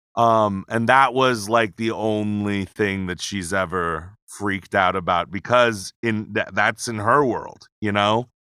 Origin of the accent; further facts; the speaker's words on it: Pearl City, Hawaii, United States; moved away as an adult; now in Las Vegas, United States; born and raised, Pearl City, Hawaii.